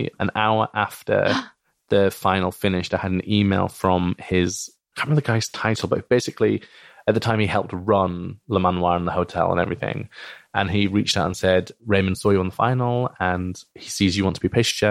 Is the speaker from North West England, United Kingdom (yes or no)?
no; Bradford, Yorkshire and the Humber, United Kingdom; because I grew up in Bradford, and I don't really have a strong Yorkshire or Bradford accent for a couple of reasons